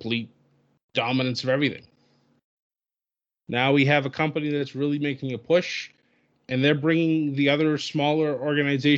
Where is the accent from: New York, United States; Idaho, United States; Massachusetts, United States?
Massachusetts, United States; near Worcester; it was in Worcester, Massachusetts, which was a hop, skip, and a jump from my hometown